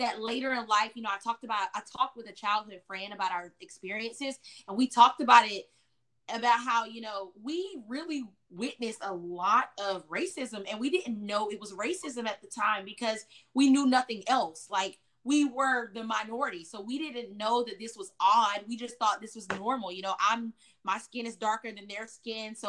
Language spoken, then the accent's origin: English; Chapel Hill, North Carolina, United States; also born or lived in Durham, North Carolina; now in Austin, United States; I grew up in Chapel Hill, North Carolina, which is a very white city.